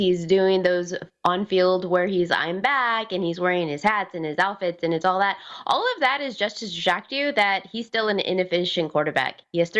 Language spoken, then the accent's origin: English; Texas, United States; I'm born and raised in Texas